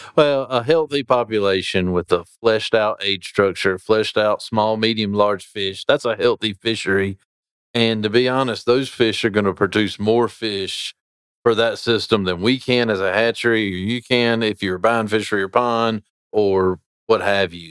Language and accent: English; Sarum Creek, North Carolina, United States; I grew up fishing in Sarum Creek, learned how to fly fish there